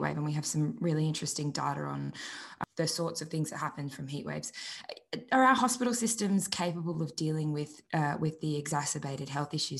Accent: Australia; moved away; I'm from Australia

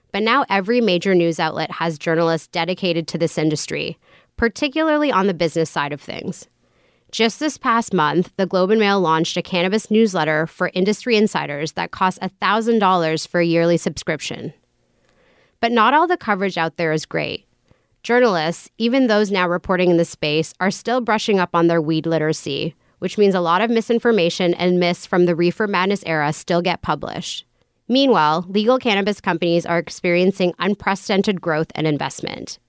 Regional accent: Vancouver, British Columbia, Canada; I grew up in Vancouver

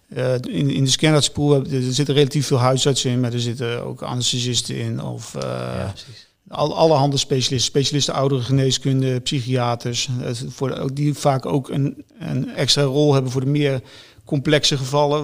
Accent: Netherlands; ik als Nederlander

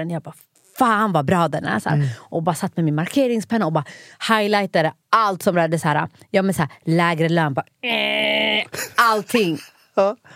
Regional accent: Norrland, Sweden; now in Stockholm, Sweden; jag kommer ju från Norrland. Och här i Stockholm, vet, ibland när min så här, dialekt så här, shinar igenom så kan jag ju bli diskriminerad

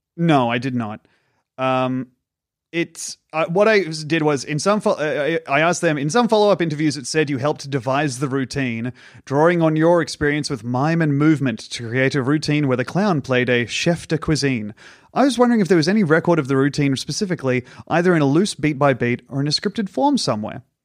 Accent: Australia; I'm an Australian comedian and mime

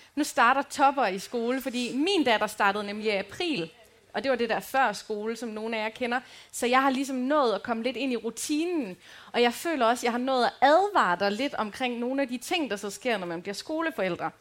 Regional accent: Aarhus, Central Denmark Region, Denmark; also born or lived in Aalborg; now in Djursland, Denmark; jeg er fra Rigskov

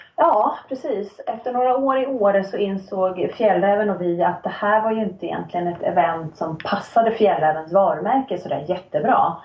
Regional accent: Nacka, Stockholm County, Sweden; moved away as an adult; also born or lived in Sälen / Riksgränsen / Örebro; now in Östersund, Sweden; jag är född och uppvuxen i Stockholm, eller i en förort till Stockholm, Nacka

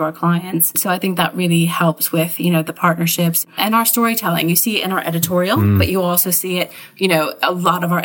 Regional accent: United Kingdom; as British citizens

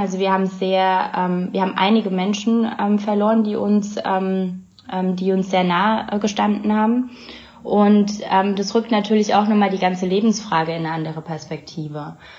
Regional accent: Bavaria, Germany; moved away as an adult; now in Amsterdam, Netherlands; wir zurück in mein Heimatdorf gezogen sind, eine Gemeinde in, in Bayern

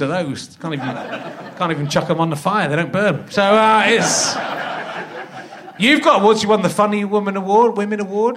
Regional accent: England, United Kingdom; English little posh kids

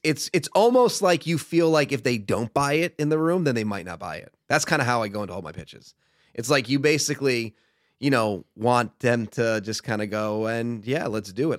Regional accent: Stamford, Connecticut, United States; moved away as an adult; also born or lived in Boston; now in Los Angeles, United States; I grew up in Stamford, Connecticut, home of W W E.

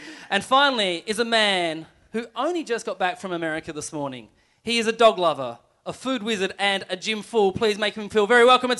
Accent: Melbourne, Victoria, Australia; Most I ever feel like I'm from Melbourne is when I go into the country

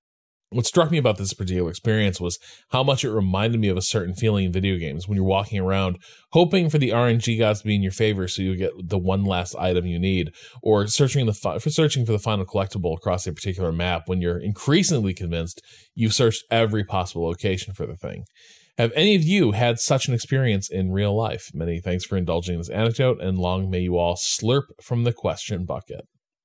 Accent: Chicago, Illinois, United States; born or raised there

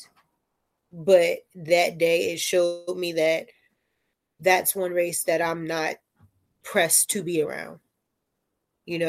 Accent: Newark, New Jersey, United States; I am from Newark

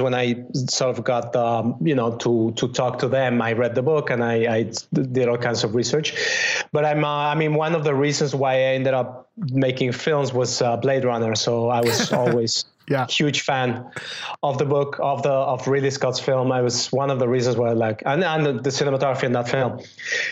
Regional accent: Mexico City, Mexico; moved away as an adult; also born or lived in Spain / London / Los Angeles; now in New York, United States; I grew up in Mexico City

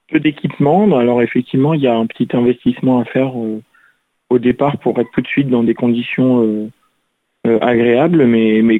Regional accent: Toulouse, Occitania, France; j'ai cherché un club euh, euh, sur Toulouse, parce que je suis toulousain

